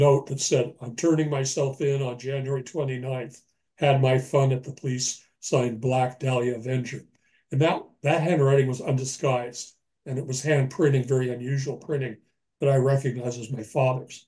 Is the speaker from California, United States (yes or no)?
yes; Los Angeles, California, United States; moved away as an adult; now in Birch Bay, United States; I've just recently moved from Los Angeles, my hometown, up to Birch Bay, Washington